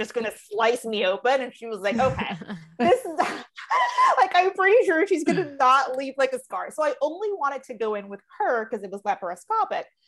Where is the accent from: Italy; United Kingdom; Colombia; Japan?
Colombia; moved away; being born and raised in Colombia